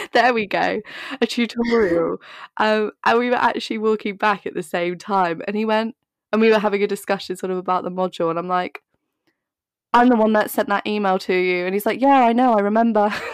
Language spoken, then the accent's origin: English; Dorset, South West England, United Kingdom; now in London, United Kingdom; I grew up in Dorset